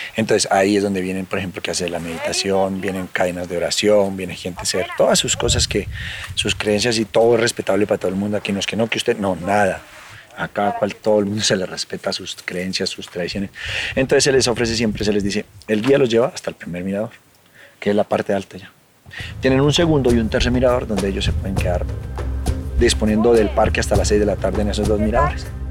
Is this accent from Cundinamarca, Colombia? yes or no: yes; Sesquilé, Cundinamarca, Colombia; Yo soy parte de la comunidad indígena muisca del municipio de Sesquilé